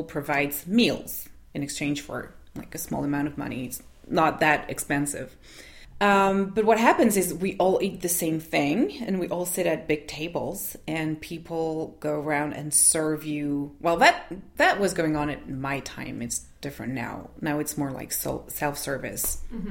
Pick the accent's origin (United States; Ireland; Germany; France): France; southern France; moved away as an adult; now in Montreal, Canada; I'm from France, but I currently live in Montreal.